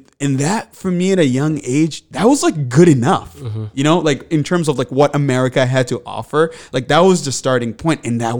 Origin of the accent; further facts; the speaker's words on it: DR Congo; English is a second language; now in Manchester; I grew up in the Congo, and my father was assassinated. And in result of that, my family and I, we ended up at a refugee camp, and then we resettled to Manchester.